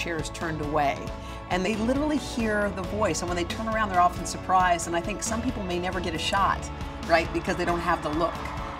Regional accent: Virginia, United States; I am from Virginia.

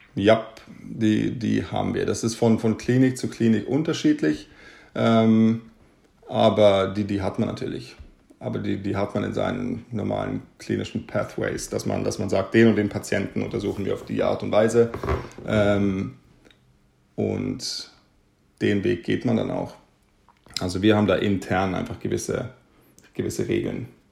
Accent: Munich, Bavaria, Germany; moved away as an adult; also born or lived in Amsterdam, Netherlands; now in Stockholm, Sweden; Ich komme, wie gesagt, aus Deutschland, bin in München aufgewachsen

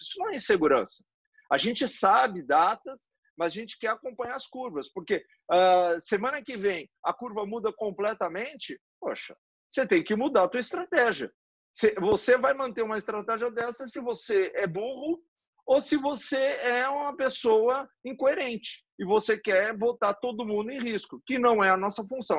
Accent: Brazil; nós somos do Brasil

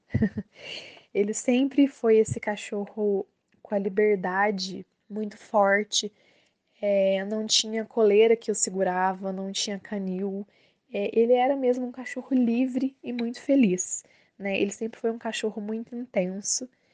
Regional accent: Maria da Fé, Minas Gerais, Brazil; eu sou de Maria da Fé, Minas Gerais

